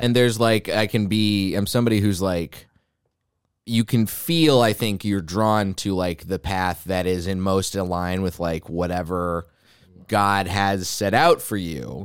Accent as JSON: {"language": "English", "region": "Texas", "country": "United States", "tie": "born or raised there", "said": "I didn't really jive with Christianity by the end of my time growing up in Texas"}